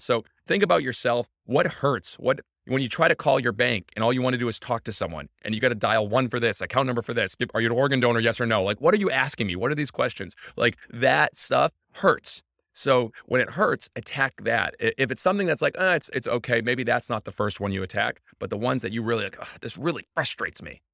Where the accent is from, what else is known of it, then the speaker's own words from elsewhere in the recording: Scituate, Massachusetts, United States; I'm from Situate, Massachusetts